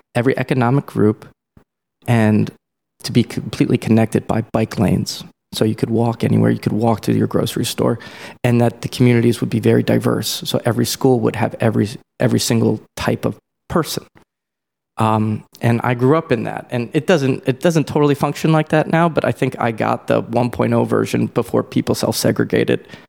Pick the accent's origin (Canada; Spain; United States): United States; Columbia, Maryland; I'm from Columbia, Maryland, which is like a suburb outside Baltimore